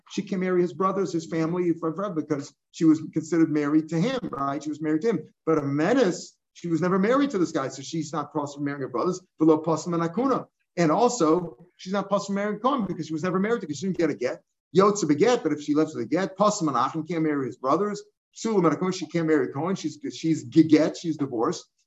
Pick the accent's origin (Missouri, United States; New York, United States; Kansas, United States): Missouri, United States; I'm from Missouri